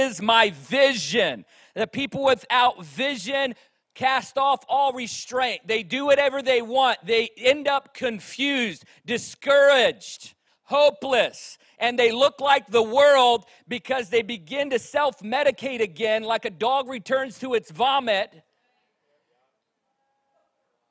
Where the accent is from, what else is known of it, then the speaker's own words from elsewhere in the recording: Virginia, United States; moved away; also born or lived in Reading; I grew up in Virginia, where you could throw a rock and hit three churches by accident